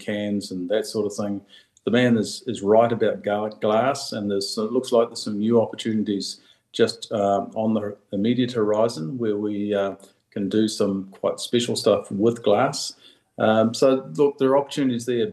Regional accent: Mataura, Southland, New Zealand; growing up in Matera

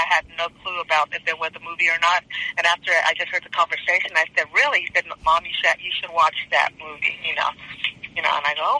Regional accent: Downey, California, United States; I grew up in Downey, California.

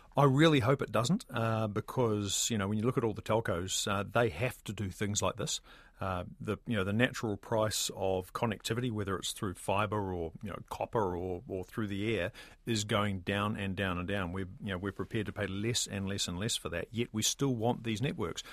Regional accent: New Zealand; a New Zealander

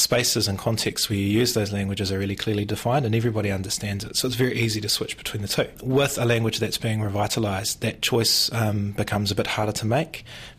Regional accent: Whanganui, Manawatū-Whanganui, New Zealand; I was born and raised in Whanganui, in a suburb called Gonville, and my family, some of them still live there, are in different parts of Whanganui.

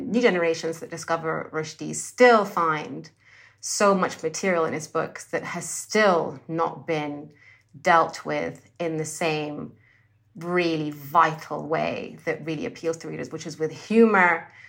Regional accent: Sudan; also born or lived in Egypt / Saudi Arabia; I grew up in the Muslim in a Muslim country, so all of this I experienced in Sudan and then in other parts of the Muslim world, so in Egypt and Saudi Arabia.

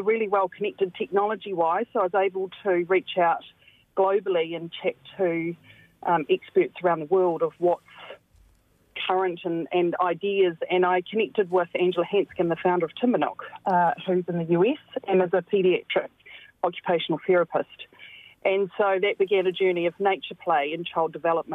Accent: central Hawke's Bay, New Zealand; I grew up in very rural New Zealand, in central Hawke's Bay. So I'm a Hawke's Bay born and bred local

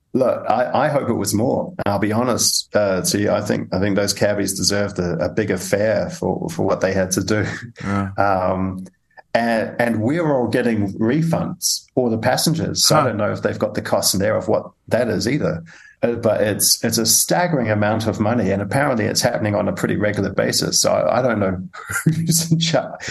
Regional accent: New Zealand; I come from New Zealand

